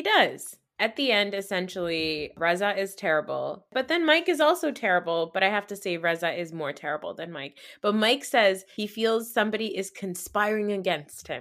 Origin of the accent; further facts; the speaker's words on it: Pakistan; as Pakistani women